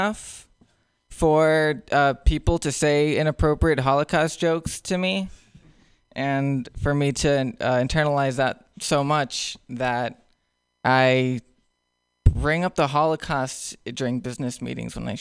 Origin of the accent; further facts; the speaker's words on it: Nicaragua; English is a second language; now in United States; I grew up in Nicaragua my whole life